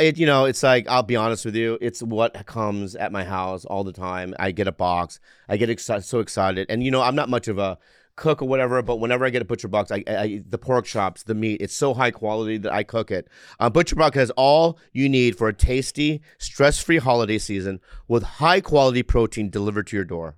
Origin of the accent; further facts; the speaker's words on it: San Diego, California, United States; I'm from San San Diego